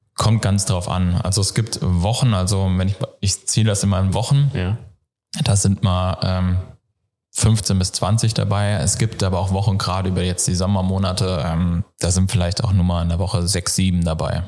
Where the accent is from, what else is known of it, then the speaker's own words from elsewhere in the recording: North Hesse, Germany; moved away as an adult; also born or lived in Giessen, Germany; ich komme ursprünglich aus Nordhessen, bin dann nach Mittelhessen gezogen, nach Gießen